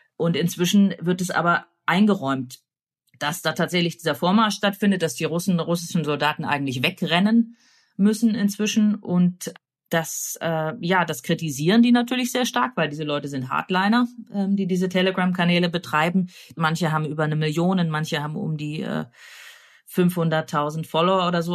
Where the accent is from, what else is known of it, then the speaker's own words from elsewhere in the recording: Germany; Ich komme ja auch aus der DDR